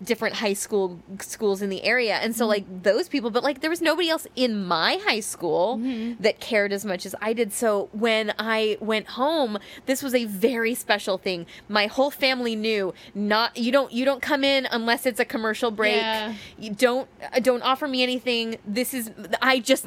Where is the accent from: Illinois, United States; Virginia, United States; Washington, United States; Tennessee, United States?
Illinois, United States; growing up in Illinois, nowhere near New York City